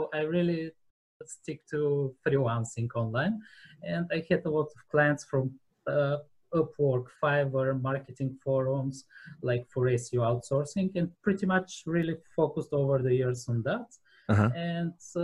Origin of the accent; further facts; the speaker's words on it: Bulgaria; I'm from Bulgaria, and I've been born here, raised here